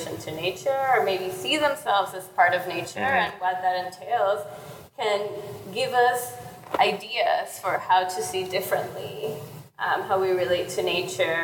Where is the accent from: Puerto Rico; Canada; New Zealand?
Puerto Rico; I'm from Puerto Rico, and almost all the animals we have there are invasive species